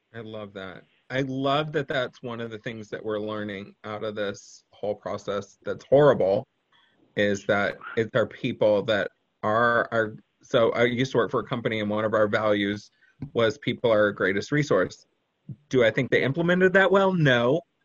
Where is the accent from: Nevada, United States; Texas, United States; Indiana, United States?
Texas, United States; I'm from Texas